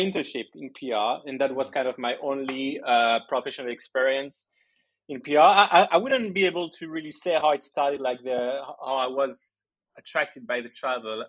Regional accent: Belgium; I was born in Belgium. My parents are Greek, so I grew up with a very uh, Greek culture, and every summer we would go and spend the holidays in Greece

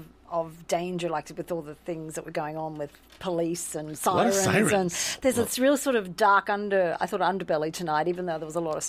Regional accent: Australia; moved away; I remember growing up in Australia

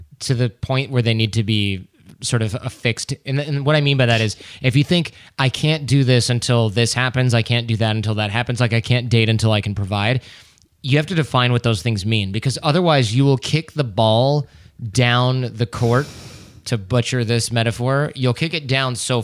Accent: Michigan, United States; growing up in Michigan, where our parents are probably workaholics

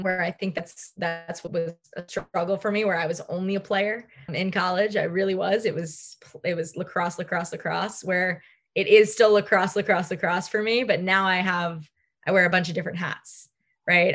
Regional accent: Long Island, New York, United States; I grew up on Long Island.

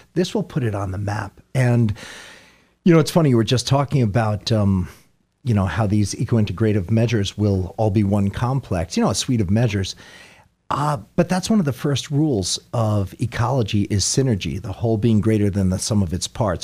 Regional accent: Sugarloaf, United States; when I was a little boy here, uh, where I grew up in Sugarloaf

